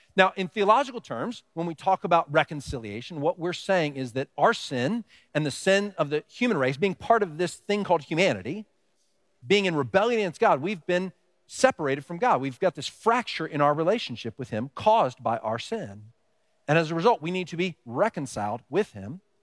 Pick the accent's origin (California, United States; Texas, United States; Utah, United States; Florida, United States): Texas, United States; now in Pennsylvania, United States; I grew up in Texas